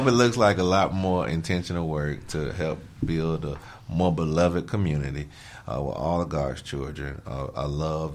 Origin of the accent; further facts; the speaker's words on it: Alabama, United States; I'm from Alabama